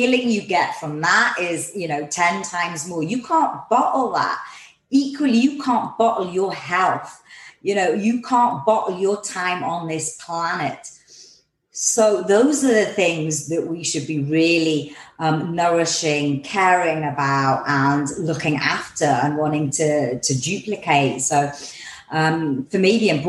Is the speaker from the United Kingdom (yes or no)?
yes; England, United Kingdom; I'm from England